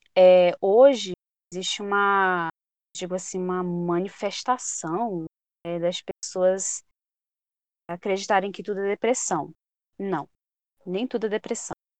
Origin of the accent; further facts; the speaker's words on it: Pará, Brazil; Sou do Pará, é, sou da região aqui norte do Brasil.